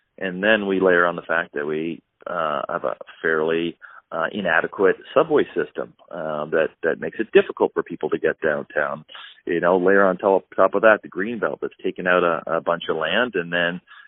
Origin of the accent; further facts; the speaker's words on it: Canada; I'm a Canadian